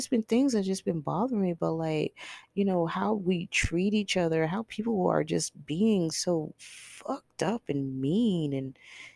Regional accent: Texas, United States; I am from Texas

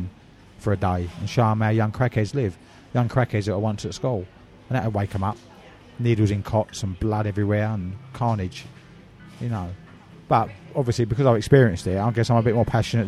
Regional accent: Havering, London, United Kingdom; also born or lived in Essex; In my borough, where I was brought up in Havering

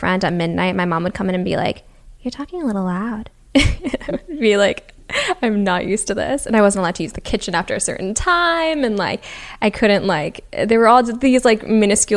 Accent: Newton, Massachusetts, United States; first language Japanese; I grew up in Newton, which is like a very, very big town.

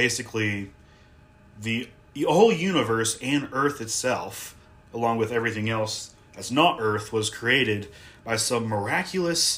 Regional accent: Asheville, North Carolina, United States; I'm from Asheville, North Carolina.

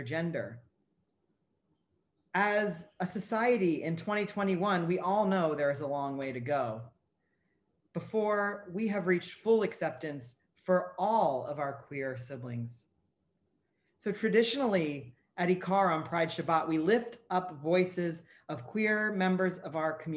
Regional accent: Ohio, United States; where I grew up in Ohio

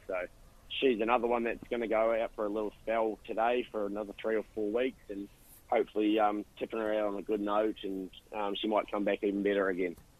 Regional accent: New Zealand; now in Australia; probably being from New Zealand

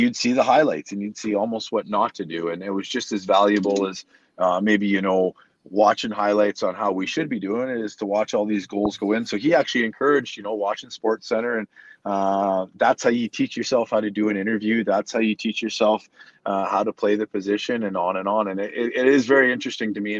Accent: Canada; hockey was something we grew up doing in Canada

